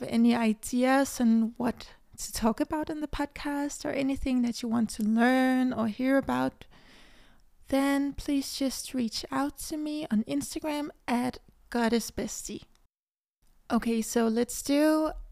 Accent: Denmark; English is a second language; I live in Denmark, but I am half Cuban and half Danish. I was born in Denmark, so I speak Danish fluently

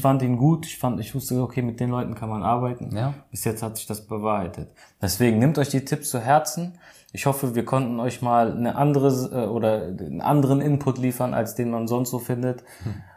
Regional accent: Germany; hier bei uns in Deutschland

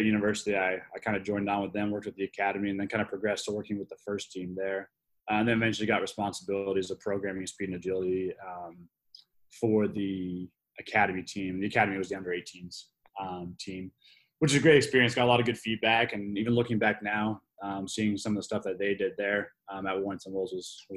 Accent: Vancouver, British Columbia, Canada; moved away as an adult; also born or lived in United Kingdom / Springfield, Massachusetts; now in North Carolina, United States; I'm originally from the West Coast of Canada, Vancouver area

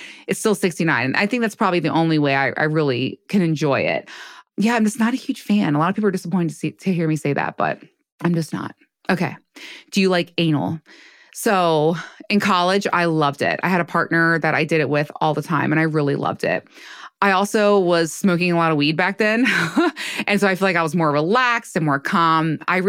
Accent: United States; now in Baltimore, United States; I grew up in right outside of DC, and I'm in Baltimore now.

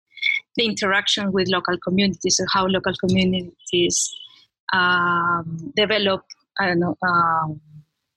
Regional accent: Peru; English is a second language; also born or lived in United States; I come from Peru and I went to the States to study my postgrad, my master's and PhD.

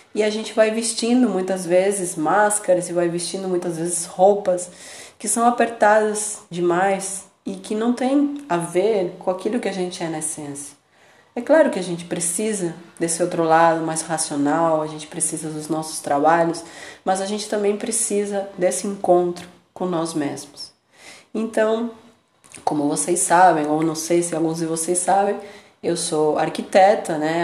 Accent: Buenos Aires, Argentina; now in Brazil; eu nasci em Buenos Aires, na Argentina, e moro no Brasil

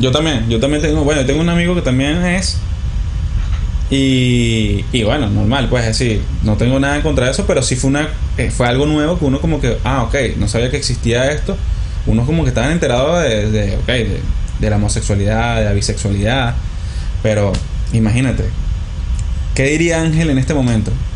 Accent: Maracay, Aragua, Venezuela; venimos de Maracay

